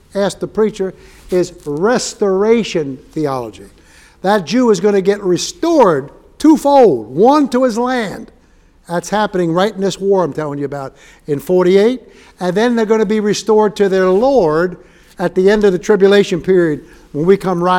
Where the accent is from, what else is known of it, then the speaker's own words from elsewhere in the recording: New York City, New York, United States; moved away; I grew up in Manhattan.